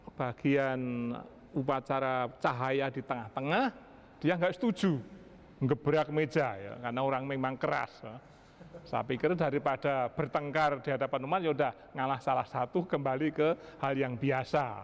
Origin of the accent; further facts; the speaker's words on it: Java, Indonesia; moved away; saya dari Jawa